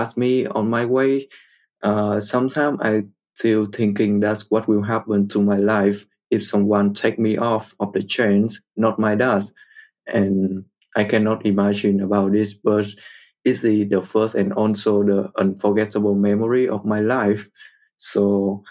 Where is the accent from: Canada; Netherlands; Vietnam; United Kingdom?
Vietnam; I am from Vietnam, and my parents were born and grew up in the north of my country